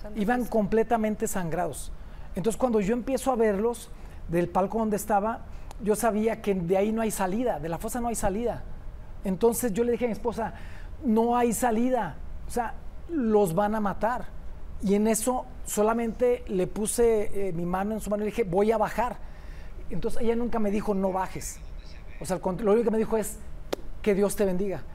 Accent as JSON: {"language": "Spanish", "town": "Uruapan", "region": "Michoacán", "country": "Mexico", "tie": "born or raised there", "also_born_or_lived": "Mexico City", "moved": "yes", "said": "yo prefiero regresarme a mi pueblo"}